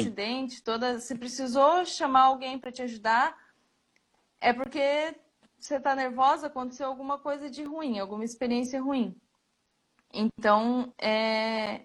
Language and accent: Portuguese; Joinville, Santa Catarina, Brazil; sou de Joinville, Santa Catarina